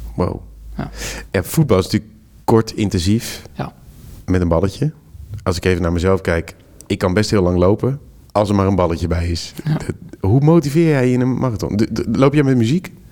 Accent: Netherlands; deze domme Hollander

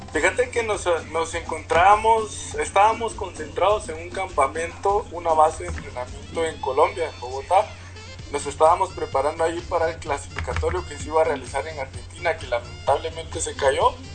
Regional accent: San Benito, Petén, Guatemala; moved away as an adult; also born or lived in Melchor de Mencos / Guatemala City; yo soy de Petén, yo vivo en Petén, yo me crié en Petén antes de empezar el boxeo

